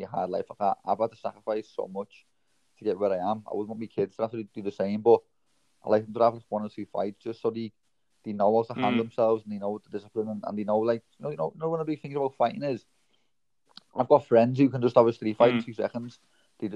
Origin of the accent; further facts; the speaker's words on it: Liverpool, North West England, United Kingdom; I was born in Toxteth, Liverpool, which there's not much opportunities there for young kids